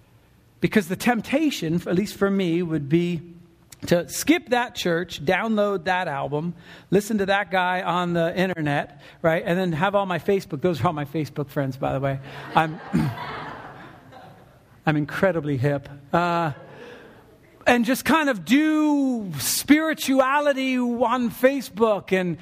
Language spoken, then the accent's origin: English; California, United States; now in Oregon, United States; And you start to think to yourself, man, I'm from SoCal.